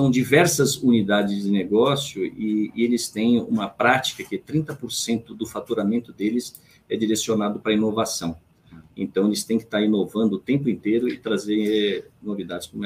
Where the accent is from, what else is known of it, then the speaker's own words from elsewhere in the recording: Jundiaí, São Paulo, Brazil; born there; eu nasci em Jundiaí, tenho dois irmãos nascidos em Rolândia, tenho um irmão nascido em Mojimirim